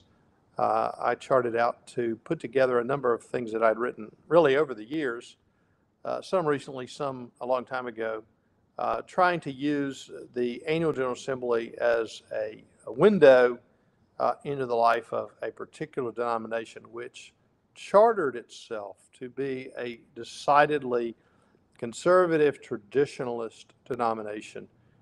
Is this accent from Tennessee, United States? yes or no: yes; Memphis, Tennessee, United States; I grew up in the South in Memphis